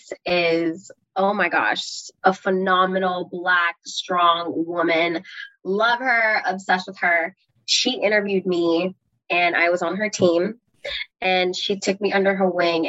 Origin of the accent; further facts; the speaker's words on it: Belize; now in United States; I was born in Belize, moving to the United States